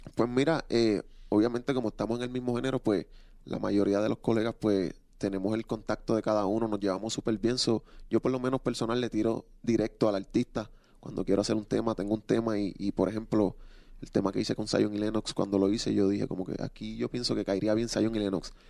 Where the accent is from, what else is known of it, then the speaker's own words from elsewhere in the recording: Puerto Rico; yo soy un chamaquito que vengo de Puerto Rico